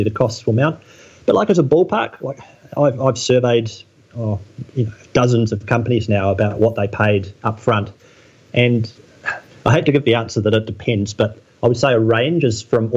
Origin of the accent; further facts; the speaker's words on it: New Zealand; I grew up in New Zealand, which is a little corner of the world, which is very beautiful